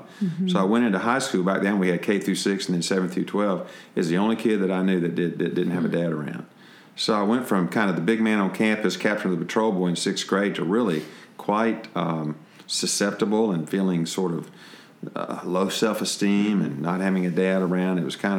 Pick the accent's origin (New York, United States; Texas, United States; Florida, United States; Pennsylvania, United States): Florida, United States; Jacksonville; also born or lived in Augusta, Georgia; now in Atlanta, United States; I was born in Augusta, Georgia. My dad was a doctor. He was in med school. Grew up in Jacksonville, Florida.